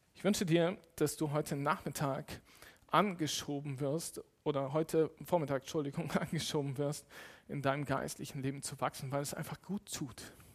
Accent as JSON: {"language": "German", "town": "Cologne", "region": "North Rhine-Westphalia", "country": "Germany", "tie": "born or raised there", "said": "ich bin in Köln groß geworden"}